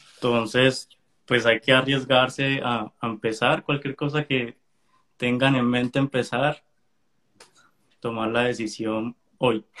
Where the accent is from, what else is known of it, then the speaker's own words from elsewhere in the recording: Colombia; moved away as an adult; now in United States; Yo soy colombiano, pero vivo en Estados Unidos hace ya como seis meses seis, años